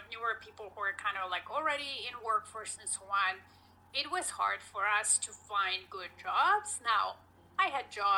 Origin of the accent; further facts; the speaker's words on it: Poland; moved away; I am originally Polish, so I was born and raised in Poland